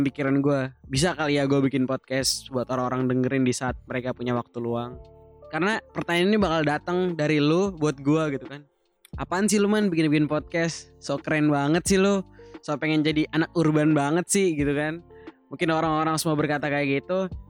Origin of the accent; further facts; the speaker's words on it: Bekasi, West Java, Indonesia; also born or lived in Jakarta; now in Turkey; gue lahir di Jakarta, besar di Bekasi, tapi kampung di Jogja. Lucunya gue nggak bisa bahasa Jawa.